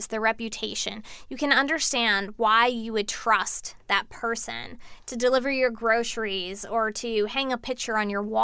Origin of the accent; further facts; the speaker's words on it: East Coast, United States; moved away as an adult; also born or lived in Boston; now in San Francisco, United States; I was from the East Coast